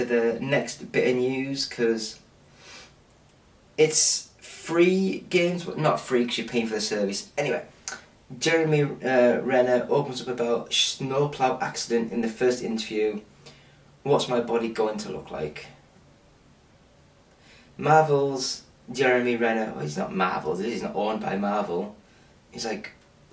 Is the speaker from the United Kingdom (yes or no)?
yes; England, United Kingdom; I'm English